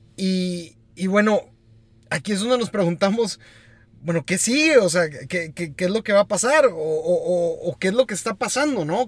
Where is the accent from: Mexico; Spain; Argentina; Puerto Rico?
Mexico; como mexicanos